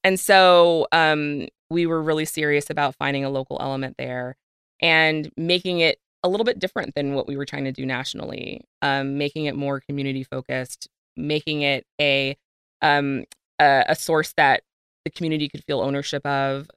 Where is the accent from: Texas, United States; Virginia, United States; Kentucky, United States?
Virginia, United States; I grew up in Virginia